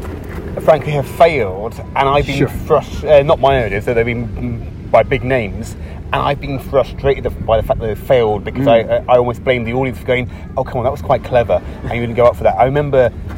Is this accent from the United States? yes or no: no; England, United Kingdom; But you can tell my accent. I'm from England.